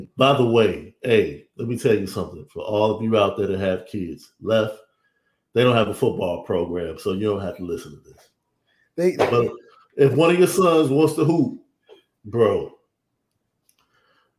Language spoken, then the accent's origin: English; Midwest, United States; growing up in the Midwest